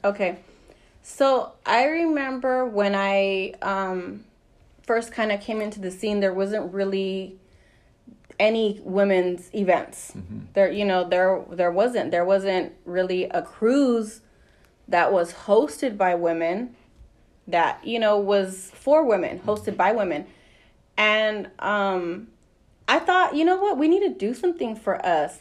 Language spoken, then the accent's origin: English; Pasadena, California, United States; Born and raised in Pasadena, so I'm from Pasadena.